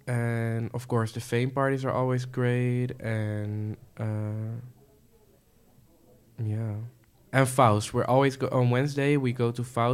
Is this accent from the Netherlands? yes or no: yes; Dordrecht, South Holland, Netherlands; I'm from Dordrecht. I didn't have much, like there is not a lot of clubs there and also not a lot of bars.